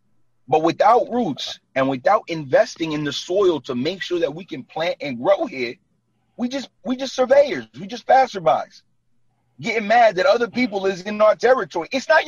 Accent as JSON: {"language": "English", "town": "Brooklyn", "region": "New York", "country": "United States", "tie": "born or raised there", "lives_now": "New Jersey, United States", "said": "Yo, I was born and raised in Brooklyn. Like, and I live in Jersey for the last 9 years."}